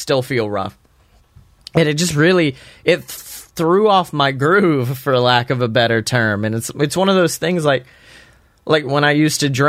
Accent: Alabama, United States; growing up in Alabama

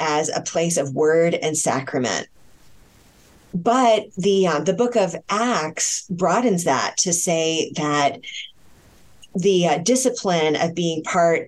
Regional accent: Connecticut, United States; I'm from Connecticut

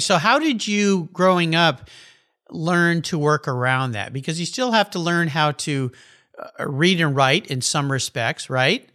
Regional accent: Southern California, United States; growing up in Southern California as I did

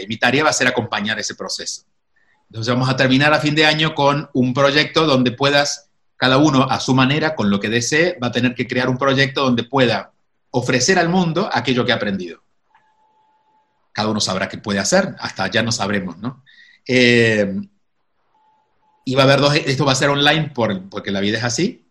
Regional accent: Córdoba, Argentina; moved away; also born or lived in Miami, United States / New York, United States; nunca viví en Buenos Aires, soy de Córdoba

